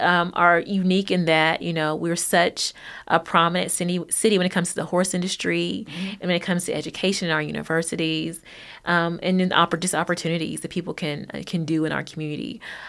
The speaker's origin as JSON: {"language": "English", "town": "Hopkinsville", "region": "Kentucky", "country": "United States", "said": "And I'm a small town girl. I'm from a very small town. I'm from Hopkinsville, and so it still has a really small town feel."}